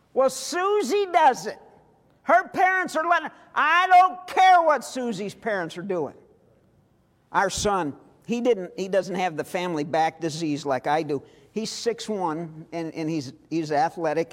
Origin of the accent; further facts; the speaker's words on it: St. Louis, Missouri, United States; I am from Missouri. I was born in St. Louis.